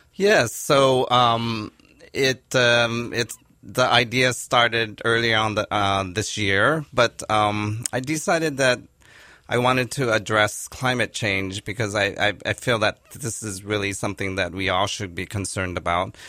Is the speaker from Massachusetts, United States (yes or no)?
no; Los Angeles, California, United States; also born or lived in New York City; I was born in Los Angeles, and I'm a third generation Japanese American